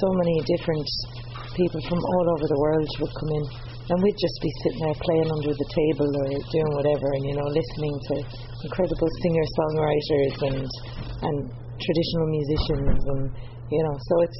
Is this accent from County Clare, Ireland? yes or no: yes; County Clare, Ireland; born or raised there; moved away as an adult; also born or lived in Dublin, Ireland / Geelong, Australia; now in Australia